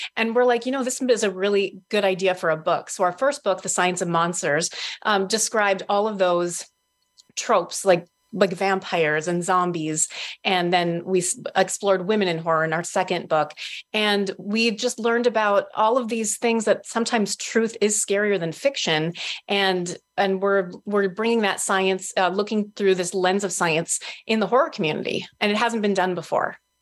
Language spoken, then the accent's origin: English; Minnesota, United States; also born or lived in Duluth, Minnesota; I'm born and raised in Minnesota. I live in Duluth, which is northern Minnesota.